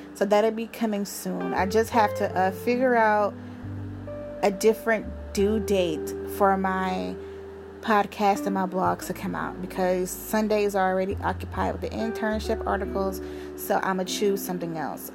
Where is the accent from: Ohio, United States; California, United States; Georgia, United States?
Ohio, United States; Cleveland; I'm from Cleveland.